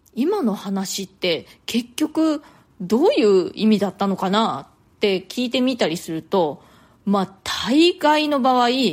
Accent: Japan; moved away as an adult; now in New York, United States

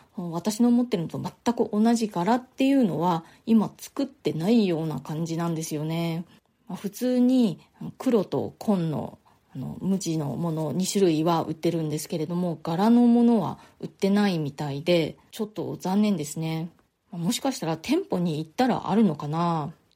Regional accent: Nagasaki, Japan; moved away as an adult; now in New York, United States; 私の実家のある長崎の方で

